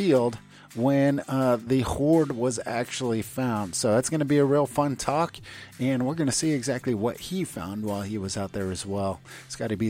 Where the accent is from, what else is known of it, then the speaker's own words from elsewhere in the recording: United States; moved away as an adult; now in Germany; I'm an American